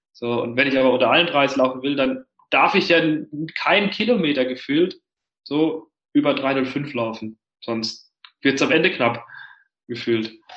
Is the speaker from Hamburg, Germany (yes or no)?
no; Heidelberg area, Baden-Württemberg, Germany; now in Berlin, Germany; ich komme ja vom Dorf ursprünglich, also mein Bruder und ich, wir kommen aus der Heidelberger Gegend, das ist im Süden Deutschlands.